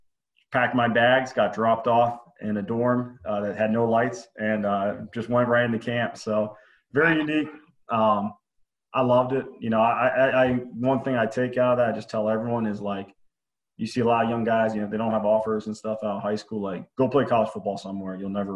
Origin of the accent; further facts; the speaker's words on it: Pennsylvania, United States; also born or lived in North Carolina / Maryland; So I was born down in North Carolina, but kind of my family moved a lot. So I moved up to Maryland, then Pennsylvania, and which where I did my high school ball.